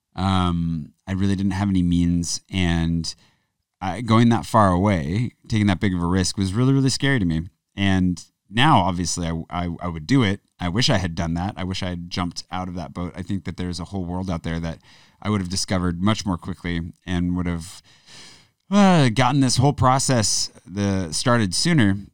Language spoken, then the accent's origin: English; Pullman, Washington, United States; moved away; also born or lived in Spokane; the town I grew up in, Pullman